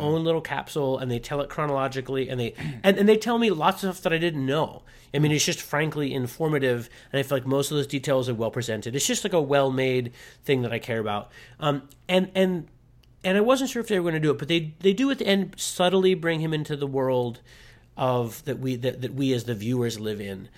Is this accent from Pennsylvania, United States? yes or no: yes; Pittsburgh, Pennsylvania, United States; I grew up near Pittsburgh, so, like, Mister Rogers' neighborhood